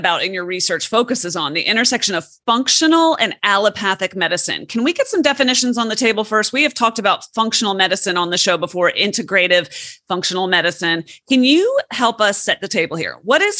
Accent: United States; I'm only speaking as an American

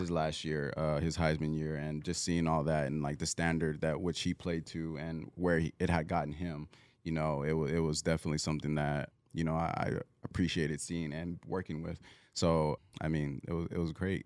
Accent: Southern California, United States; moved away; I'm originally from Southern California

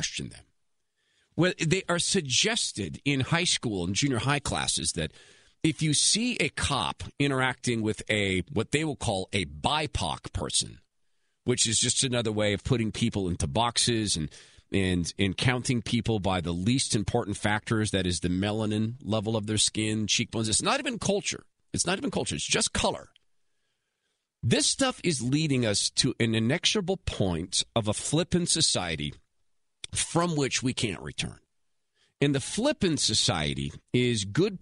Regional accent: West Coast, United States; I am from the West Coast

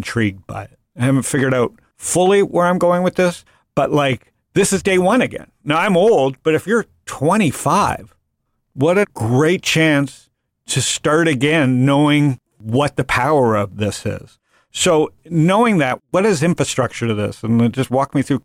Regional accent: United States; I'm an American

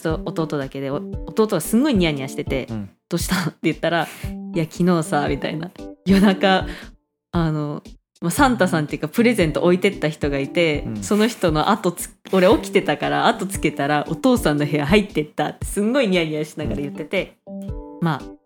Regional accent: Hokkaido, Japan; now in Taiwan; 北海道から来ました

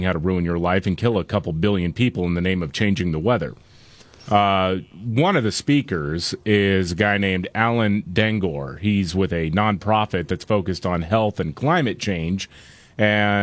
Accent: Gulf Coast, United States; Growing up on the Gulf Coast, I'm thinking, oh, it rains here all the time.

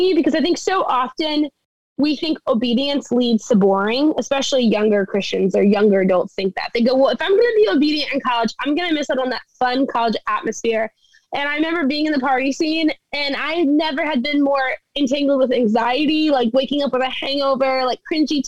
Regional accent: South Louisiana, United States; moved away as an adult; also born or lived in Texas; now in Orlando, United States; I grew up in South Louisiana

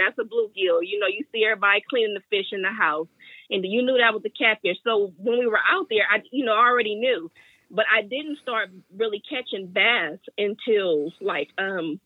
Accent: Oakland, California, United States; Oakland, born and raised in Oakland my whole life

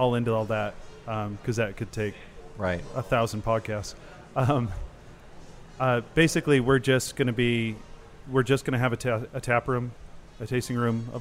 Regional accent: San Diego, California, United States; now in New Orleans, United States; I'm from San Diego originally

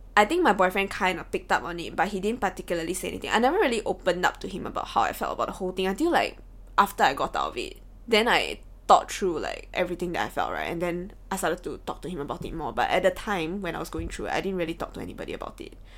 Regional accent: Singapore; we as Singaporean kids

